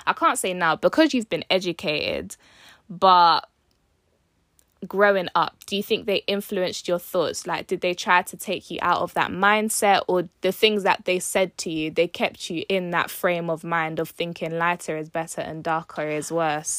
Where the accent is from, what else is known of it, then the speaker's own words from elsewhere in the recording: United Kingdom; I was born in the U K